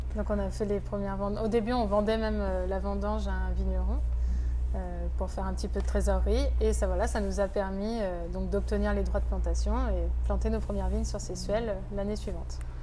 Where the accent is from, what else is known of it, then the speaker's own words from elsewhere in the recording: France; je suis de Sessuel, donc voilà, j'ai grandi au village, c'est vraiment mon secteur